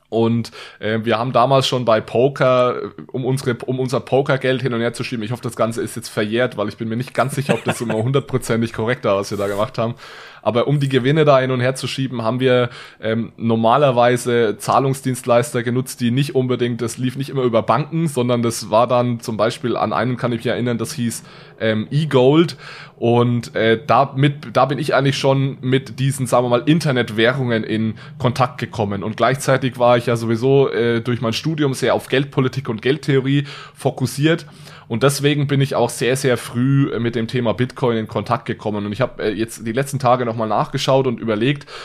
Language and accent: German; Bavaria, Germany; accent: Franconian; now in Switzerland; bin ich also auch Franke ich bin Franke, danke.